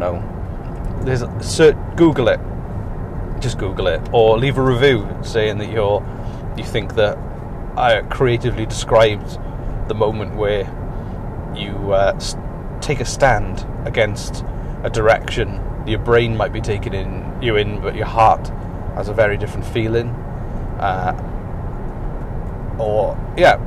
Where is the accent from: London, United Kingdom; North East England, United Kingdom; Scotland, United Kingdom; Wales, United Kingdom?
Wales, United Kingdom; the main sport I played growing up in Wales was rugby